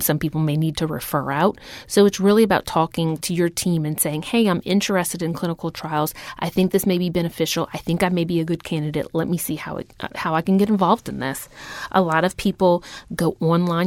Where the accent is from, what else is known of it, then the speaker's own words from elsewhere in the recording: Houma, Louisiana, United States; moved away as an adult; now in New Orleans, United States; I grew up in Houma, Louisiana. I came here for nursing school and haven't left since. I'm now transplanted in New Orleans.